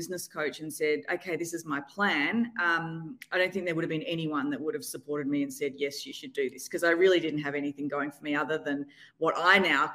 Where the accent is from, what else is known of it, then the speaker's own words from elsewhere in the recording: Australia; moved away as an adult; now in New York City, United States; I'm Australian, but living in New York City now.